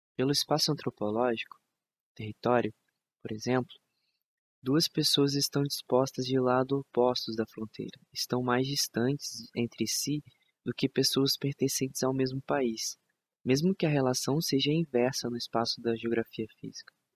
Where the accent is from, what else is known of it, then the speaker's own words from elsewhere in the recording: Brazil; De onde eu sou? Do Brasil.